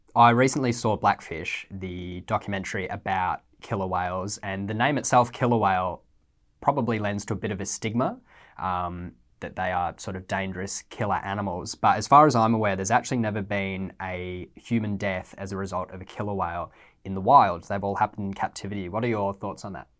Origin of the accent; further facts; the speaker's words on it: Western Australia, Australia; as someone who's lived in W A my whole life